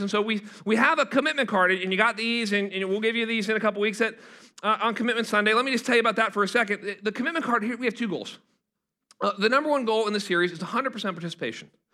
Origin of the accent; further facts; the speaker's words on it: Pittsburgh, Pennsylvania, United States; moved away; I'm from Pittsburgh, Pennsylvania